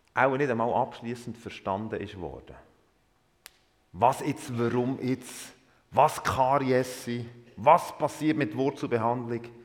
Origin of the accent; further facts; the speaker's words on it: Emmental, Bern, Switzerland; also born or lived in Thun; Ich bin im Emmental aufgewachsen